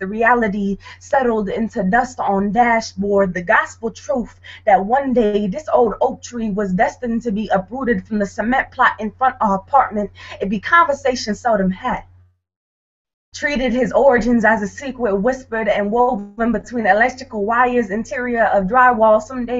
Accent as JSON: {"language": "English", "town": "St. Paul", "region": "Minnesota", "country": "United States", "said": "I'm from St. Paul, Minnesota, but I moved here"}